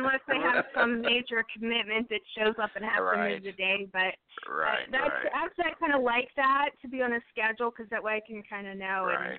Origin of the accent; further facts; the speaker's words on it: Pittsburgh, Pennsylvania, United States; moved away; I'm originally from Pittsburgh and area